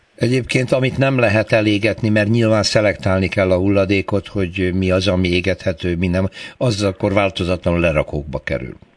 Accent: Hódmezővásárhely, Csongrád-Csanád, Hungary; én hódmezővásárhelyről származom

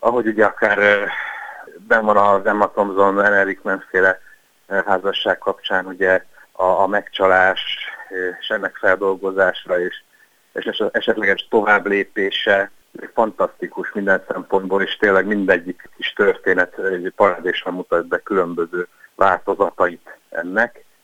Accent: Budapest, Hungary; mint budapestiként

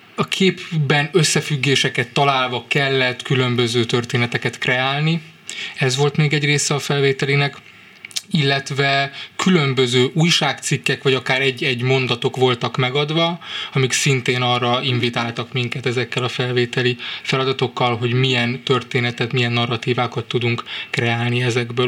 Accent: Budapest, Hungary; moved away as an adult; now in Târgu Mureș, Romania; Budapestről vásárére kerülve kellett egy idő, amíg, amíg aklimatizálódtam.

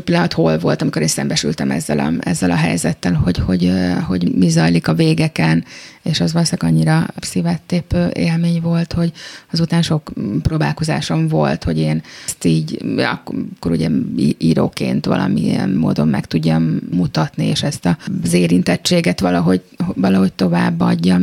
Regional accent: Budapest, Hungary; a saját szülővárosomban

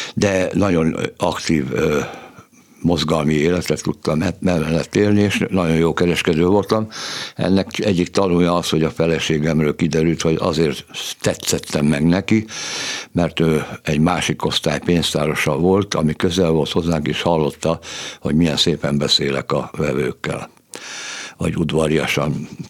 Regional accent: Budapest, Hungary; Budapest külvárosában születtem egy munkás családban, nagyon szegények voltunk, kilencen laktunk egy szobakonyhában

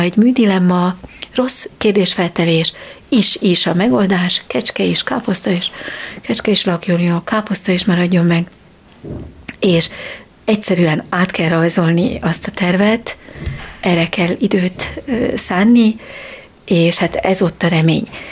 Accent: Switzerland; now in Hungary; én Svájcban nőttem fel, mert Magyarországon születtem

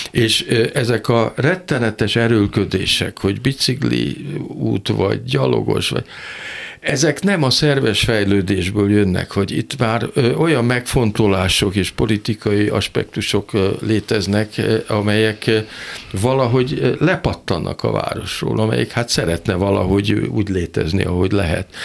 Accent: Budapest, Hungary; Én Pesti vagyok, és, és Buda is valahogy úgy kiesett, csak kirándulni ment oda az ember.

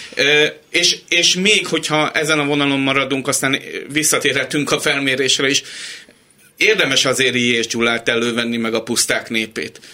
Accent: Hungary; magyarok vagyunk

